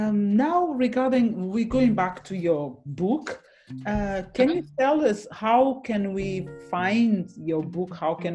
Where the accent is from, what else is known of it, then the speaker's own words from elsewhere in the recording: Portugal; moved away as an adult; I'm from Portugal.